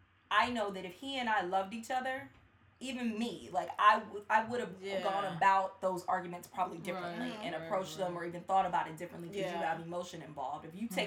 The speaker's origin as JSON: {"language": "English", "town": "Cleveland", "region": "Ohio", "country": "United States", "said": "Everybody knows I'm from Cleveland."}